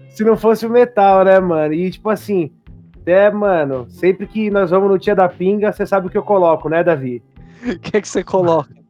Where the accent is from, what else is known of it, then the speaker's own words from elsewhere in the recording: Guarulhos, São Paulo, Brazil; eu sou de Guarulhos, né? Para quem, pra quem não sabe, Guarulhos fica na Grande São Paulo.